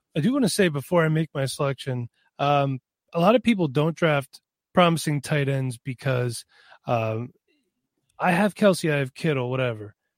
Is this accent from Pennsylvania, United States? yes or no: yes; Pennsylvania, United States; I am from Pennsylvania.